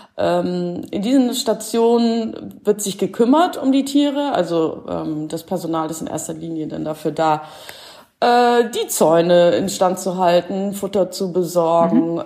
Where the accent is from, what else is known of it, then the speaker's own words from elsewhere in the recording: Schleswig-Holstein, Germany; also born or lived in Stuttgart / Cologne; now in Carinthia, Austria; ursprünglich komme ich äh, aus Schleswig-Holstein in der Nähe von Hamburg